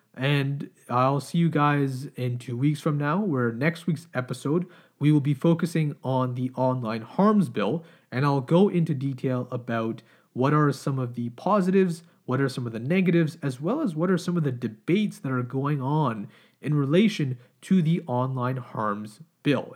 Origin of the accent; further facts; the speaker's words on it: Canada; as Canadian citizens